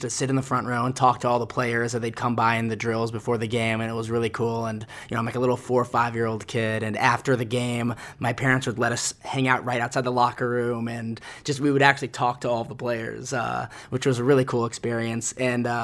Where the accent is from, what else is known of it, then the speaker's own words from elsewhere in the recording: Dallas, Texas, United States; I grew up in Dallas with you, Jared